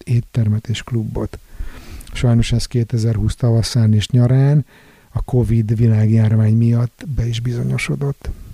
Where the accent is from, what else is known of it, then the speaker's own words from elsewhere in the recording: Budapest, Hungary; moved away as an adult; now in Sweden; A szeretett szülővárosom egyébként világszínvonalú bulinegyedé alakult az utóbbi időben